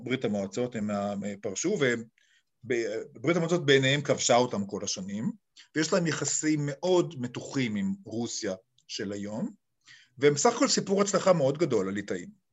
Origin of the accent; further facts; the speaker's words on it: Ra'anana, Central District, Israel; moved away as an adult; also born or lived in Kfar Saba / Serbia; אני נולדתי בישראל. ופיזית בכפר סבא, אבל בעצם ילדותי הייתה ברעננה